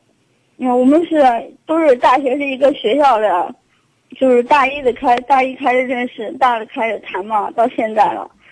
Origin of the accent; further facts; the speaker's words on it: Luoyang, Henan, China; now in Zhengzhou, China; 我家是洛阳的。